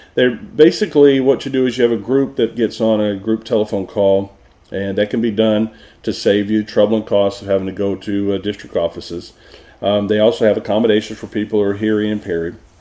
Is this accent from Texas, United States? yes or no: yes; Texas, United States; moved away; also born or lived in Florida / Oklahoma; I'm from Texas, so I say it wrong